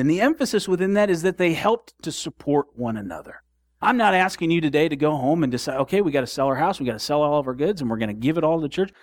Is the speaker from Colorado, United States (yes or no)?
no; Southwest Michigan, United States; We grew up in Southwest Michigan